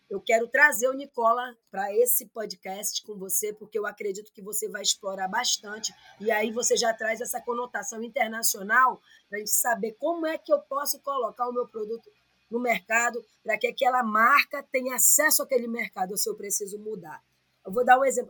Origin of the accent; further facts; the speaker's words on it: Nova Olinda do Norte, Amazonas, Brazil; now in Manaus, Brazil; eu sou daqui do Amazonas, eu sou de Nova Olinda do Norte